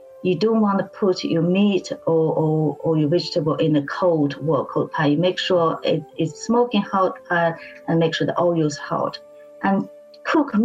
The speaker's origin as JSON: {"language": "English", "region": "Beijing", "country": "China", "tie": "born or raised there", "moved": "as an adult", "lives_now": "United Kingdom", "said": "I was born and bred in Beijing"}